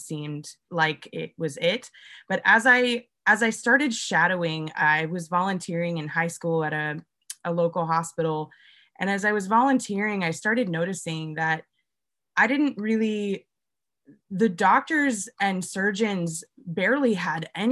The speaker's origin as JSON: {"language": "English", "region": "Pacific Northwest", "country": "United States", "moved": "yes", "said": "I'm originally from the Pacific Northwest"}